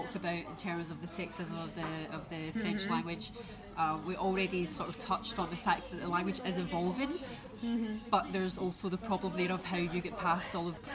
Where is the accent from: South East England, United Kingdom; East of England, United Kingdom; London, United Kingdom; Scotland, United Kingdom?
Scotland, United Kingdom; accent: Scottish; my Scottish accent makes my vowels very heavy